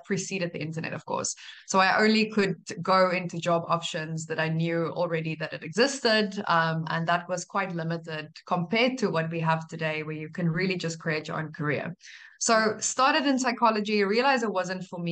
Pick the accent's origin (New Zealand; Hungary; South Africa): South Africa; moved away as an adult; I'm South African by birth